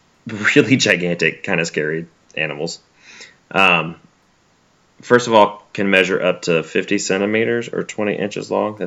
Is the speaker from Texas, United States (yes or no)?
no; Alabama, United States; also born or lived in Mississippi; Also, like, I'm from Alabama and Mississippi.